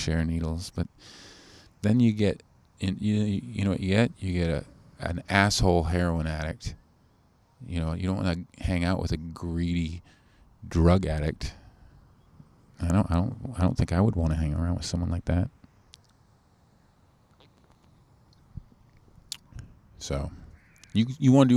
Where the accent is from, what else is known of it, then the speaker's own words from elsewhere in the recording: Canada; I'm too Canadian.